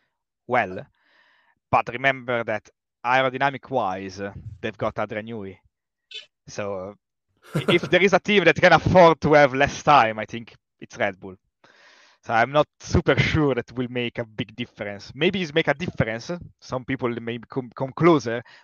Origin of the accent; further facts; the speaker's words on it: northern Italy, Italy; now in Oxford, United Kingdom; I'm coming from Northern Italy